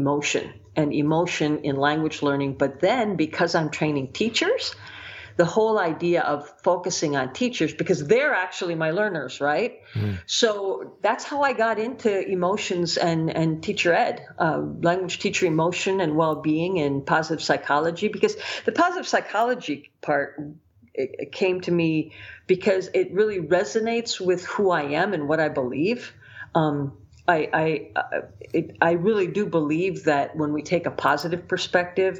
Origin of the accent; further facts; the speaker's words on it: United States; being an American